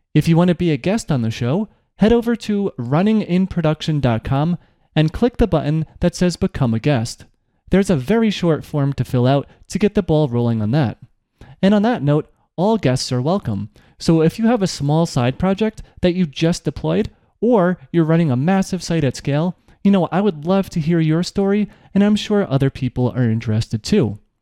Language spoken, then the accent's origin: English; New York, United States; I'm from New York